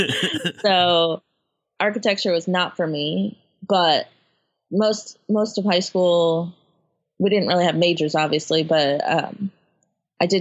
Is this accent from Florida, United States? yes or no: yes; Margate, Florida, United States; moved away as an adult; now in Tallahassee, United States; I grew up in South Florida, Fort Lauderdale.